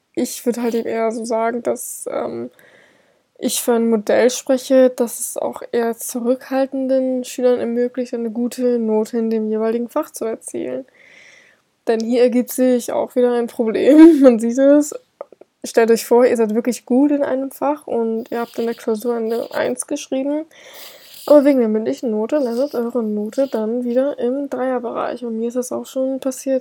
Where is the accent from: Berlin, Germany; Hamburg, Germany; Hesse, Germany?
Hamburg, Germany; moved away as an adult; now in Bavaria, Germany; ich komme nämlich aus Hamburg und bin für mein Studium nach Bayern gezogen